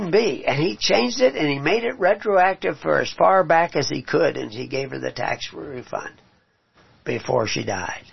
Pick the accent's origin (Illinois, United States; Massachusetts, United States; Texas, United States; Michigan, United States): Texas, United States; also born or lived in Omaha, Nebraska; I was raised in Texas